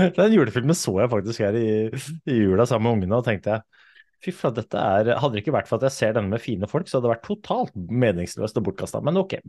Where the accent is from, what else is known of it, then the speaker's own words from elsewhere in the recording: Oslo, Norway; jeg kommer fra Oslo, kom fra Groruddalen. Vokste opp en liten sånn blokkverden i, i Oslo